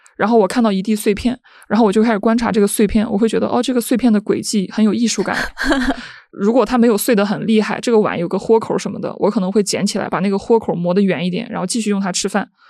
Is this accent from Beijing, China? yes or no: no; Henan, China; 我是一个河南人